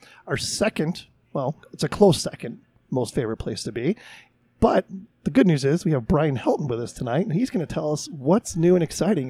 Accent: Chicago, Illinois, United States; I'm from Chicago.

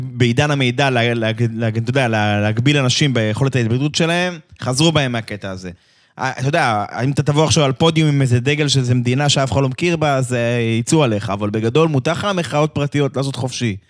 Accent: Israel; אנחנו כישראלים

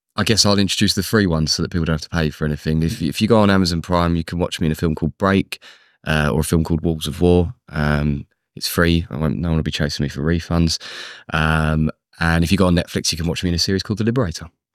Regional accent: London, United Kingdom; also born or lived in Luton; I was born in Luton, but grew up in London

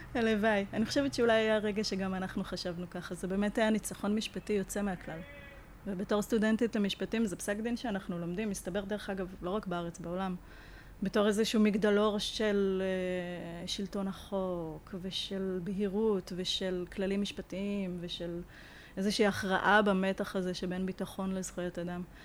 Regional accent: Israel; אנחנו ישראלים

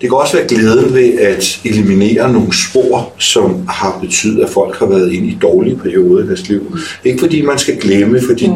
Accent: North Zealand, Capital Region of Denmark, Denmark; er født og opvokset op i Nordsjælland

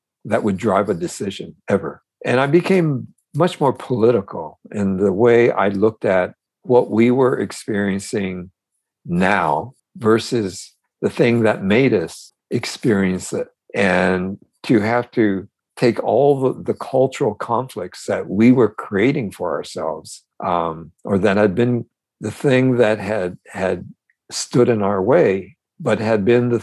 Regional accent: United States; also born or lived in Manzanar, California; all those years growing up in America

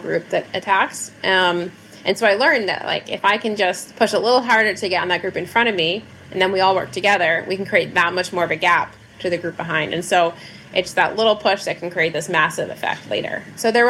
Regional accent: Alaska, United States; moved away as an adult; also born or lived in California; now in Girona, Spain; since I moved from Alaska.

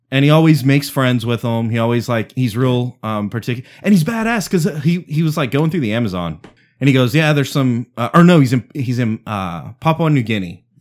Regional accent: Providence, Rhode Island, United States; I'm from Providence

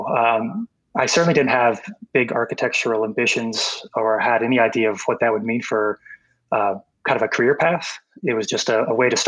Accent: Florida, United States; also born or lived in Manhattan, Kansas / Denver, Colorado; now in Colorado Springs, United States; Although I'm not from Kansas, I'm actually from Florida

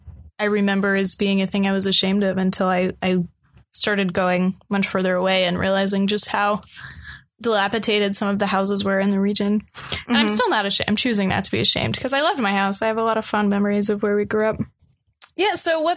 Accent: North Carolina, United States; I'm Jewish and my mom is gay and I grew up like in Western North Carolina.

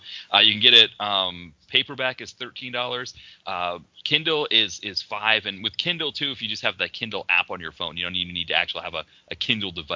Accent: Portsmouth, New Hampshire, United States; my hometown in Portsmouth, New Hampshire

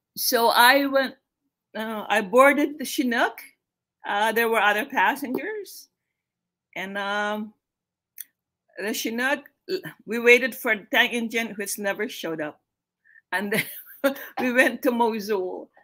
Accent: Philippines; moved away as an adult; now in United States; I'm from the Philippines originally.

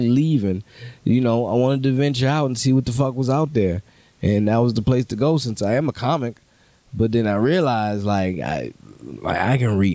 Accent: New Orleans, Louisiana, United States; moved away; also born or lived in Los Angeles; growing up in New Orleans

